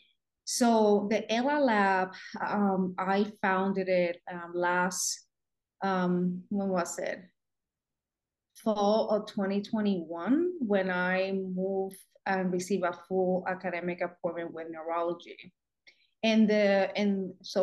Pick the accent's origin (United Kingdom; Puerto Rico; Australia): Puerto Rico; moved away as an adult; now in United States; born and raised in Puerto Rico